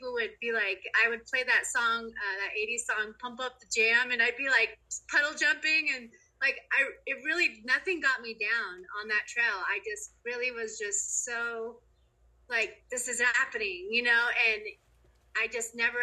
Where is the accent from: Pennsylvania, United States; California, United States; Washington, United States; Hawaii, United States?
Washington, United States; North Bend; also born or lived in Rawlins, Wyoming; I grew up in North Bend, which is right next to Snoqualmie Pass